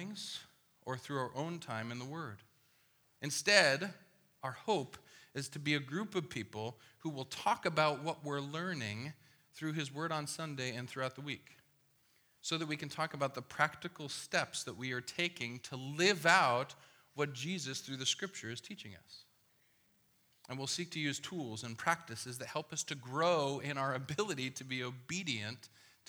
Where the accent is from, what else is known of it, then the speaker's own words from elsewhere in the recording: Midwest, United States; I was born in the Midwest